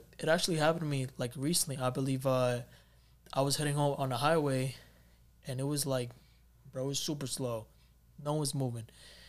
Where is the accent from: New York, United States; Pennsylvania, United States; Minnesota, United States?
New York, United States; New York City; I'm from New York